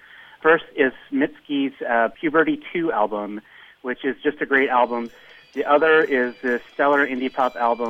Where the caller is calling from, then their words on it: Abu Dhabi, United Arab Emirates; I'm calling you from Abu Dhabi in the United Arab Emirates.